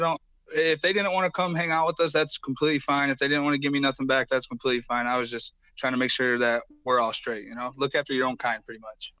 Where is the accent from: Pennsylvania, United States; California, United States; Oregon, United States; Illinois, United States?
Illinois, United States; I'm from Illinois